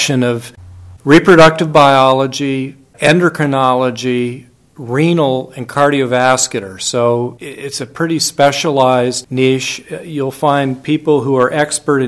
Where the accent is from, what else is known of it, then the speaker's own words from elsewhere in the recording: New Mexico, United States; I'm from New Mexico